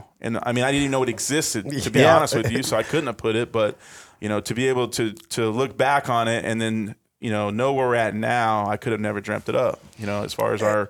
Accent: Odessa, Texas, United States; also born or lived in Apple Valley, California / Big Bear, California / McKinney, Texas; I grew up in Odessa

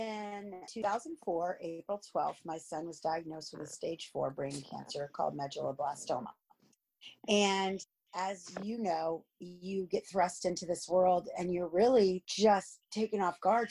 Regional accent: Miami, Florida, United States; also born or lived in New Jersey / Clermont; I've lived here, I think, since my mom moved to Miami when I was two

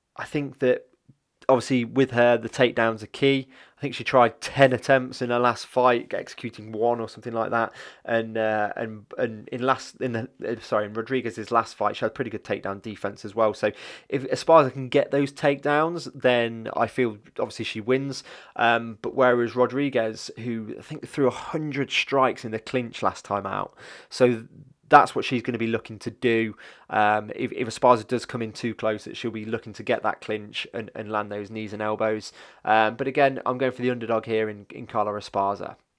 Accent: Leicester, East Midlands, United Kingdom; I'm from Leicester

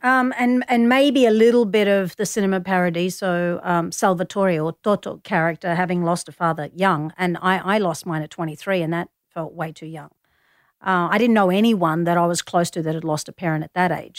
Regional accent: Melbourne, Victoria, Australia; I grew up in Collingwood

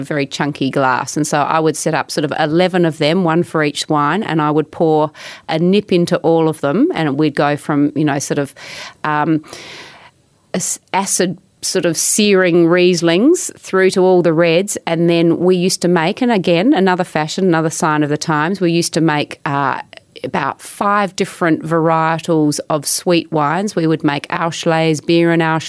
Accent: Adelaide Hills, South Australia, Australia; I grew up in the Adelaide Hills

